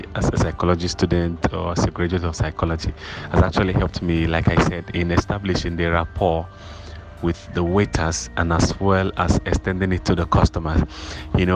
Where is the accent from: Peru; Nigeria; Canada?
Nigeria; Ebonyi; moved away as an adult; now in Lagos, Nigeria; from Ebonyi State, a graduate of Ebonyi State University